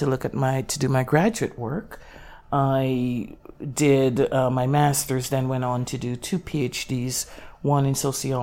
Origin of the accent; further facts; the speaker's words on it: Jamaica; moved away as an adult; now in United States; a very young girl growing up in Jamaica, you know, 5, 6 years old